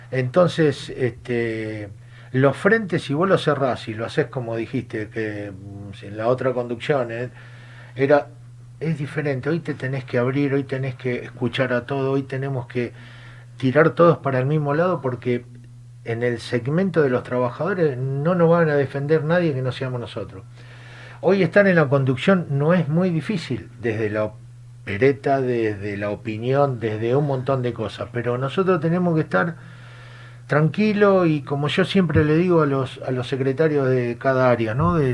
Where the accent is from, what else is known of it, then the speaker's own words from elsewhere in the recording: San Lorenzo, Santa Fe, Argentina; tengo la misma sensación que hoy cuando escuché, porque soy de San Lorenzo, que la legislatura nos devolvió la ley.